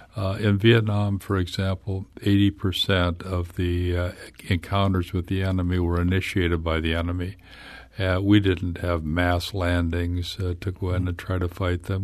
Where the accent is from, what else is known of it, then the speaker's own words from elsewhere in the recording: Glen, Illinois, United States; my hometown of Glen, Illinois, upriver from here